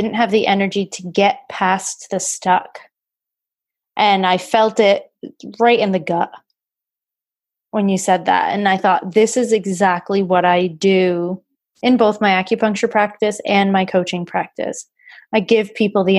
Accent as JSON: {"language": "English", "region": "New England", "country": "United States", "tie": "born or raised there", "said": "I grew up in New England, so I'm a Patriots fan"}